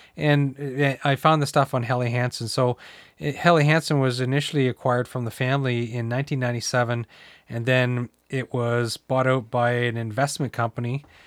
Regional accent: the Maritimes, Canada; moved away; I'm from the Maritime, so I used to go down, we used to cross border shop into Maine

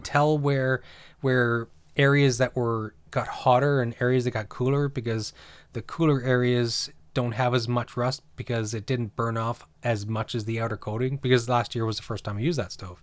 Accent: New Brunswick, Canada; moved away; I grew up in New Brunswick

